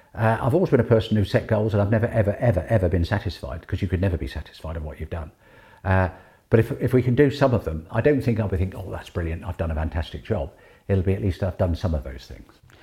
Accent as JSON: {"language": "English", "country": "Guernsey", "tie": "born or raised there", "said": "Born and bred in Guernsey"}